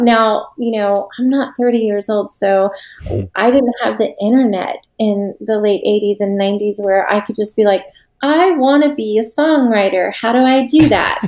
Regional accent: Tampa, Florida, United States; also born or lived in Nashville, Tennessee / St. Augustine, Florida; I'm originally from Florida. Okay. I'm from Tampa Bay

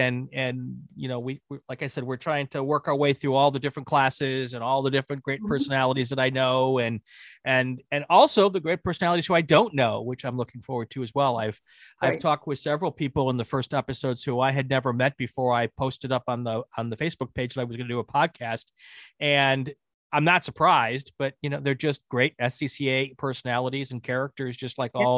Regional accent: Midwest, United States; the first time I moved from my home growing up in the Midwest to Atlanta region

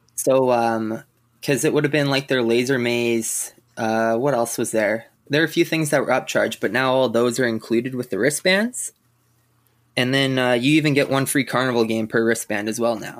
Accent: Saskatchewan, Canada; I'm from Saskatchewan

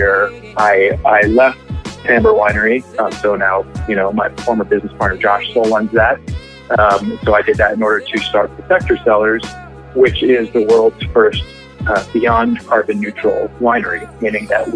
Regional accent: New York, United States; also born or lived in California; I grew up in New York, and I just like was never quite ready to leave New York

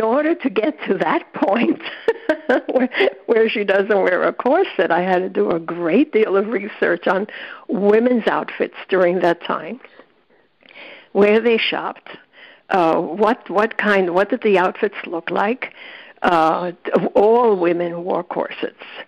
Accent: New York City, New York, United States; as a kid growing up in the South Bronx

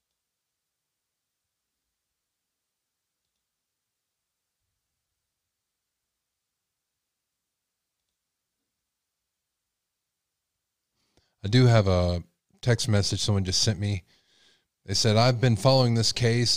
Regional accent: Texas, United States; I'm from Texas

